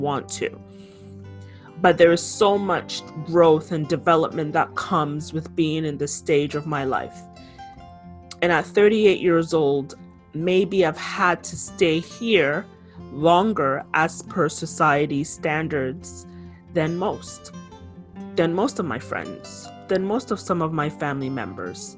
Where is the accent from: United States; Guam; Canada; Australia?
Canada; also born or lived in Ghana (ancestry); I'm Canadian born, my ancestry is Ghanaian.